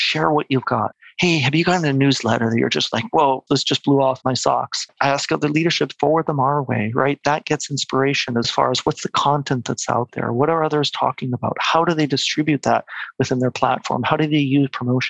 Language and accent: English; Mexico; moved away as an adult; also born or lived in United States / Quebec; now in Vancouver, Canada; But I'm actually born and raised in Mexico. Okay. My family kind of moved there after their studies. I was born there, pretty much grew up there till I was 18